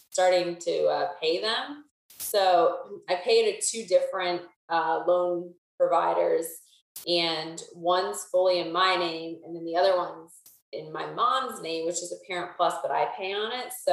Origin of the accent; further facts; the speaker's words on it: Pennsylvania, United States; moved away as an adult; now in Charlotte, United States; I'm from Pennsylvania. I was born and raised and went to college with Alex at Bloomsburg University of Pennsylvania. Um, and then after graduation, I moved down to Charlotte, North Carolina, where I'm still at. Um, so I've been here five and a half years.